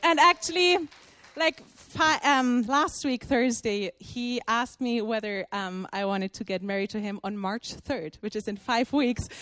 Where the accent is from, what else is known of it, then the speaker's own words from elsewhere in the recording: Germany; also born or lived in Brazil; I'm from Germany.